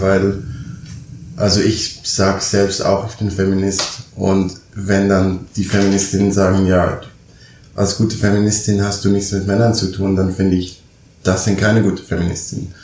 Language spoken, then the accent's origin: German; Switzerland; moved away as an adult; now in Berlin, Germany; ich bin gebürtig Schweizer